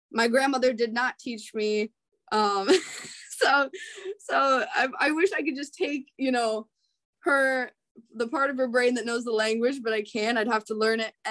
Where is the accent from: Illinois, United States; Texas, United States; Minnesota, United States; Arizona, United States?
Minnesota, United States; Rochester; So I grew up in Rochester, Minnesota. That's where um, a lot of Scandinavians live